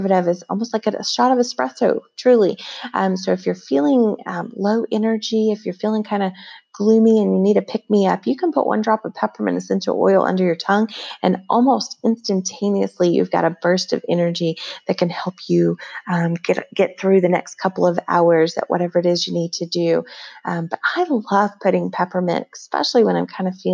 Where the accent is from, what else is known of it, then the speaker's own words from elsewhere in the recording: Tennessee, United States; now in Las Vegas, United States; we currently live in Las Vegas, Nevada, but I'm from Tennessee, born and raised, and well, not born there, but raised there from the age of 2 on